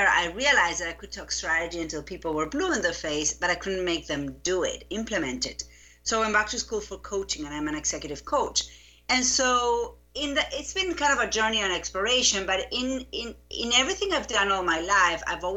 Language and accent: English; Buenos Aires, Argentina; English is a second language; moved away as an adult; now in United States; I grew up in Buenos Aires. I lived there until I was 25